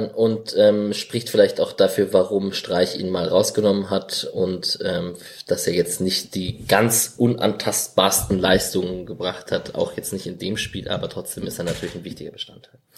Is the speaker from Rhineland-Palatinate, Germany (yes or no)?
no; Augsburg, Bavaria, Germany; ich hätte mich als Augsburger todesmäßig aufgeregt